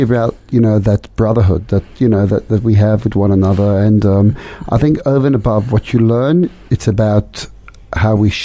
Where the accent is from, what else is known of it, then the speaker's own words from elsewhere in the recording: London, United Kingdom; also born or lived in Amsterdam, Netherlands; now in Melbourne, Australia; born in Amsterdam, but I grew up in London and had a wonderful, warm childhood